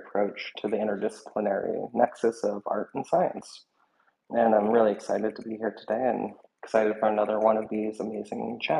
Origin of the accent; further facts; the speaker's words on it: Oakland, California, United States; now in Los Angeles, United States; I am a artist from Oakland, California. I'm currently living and working in Los Angeles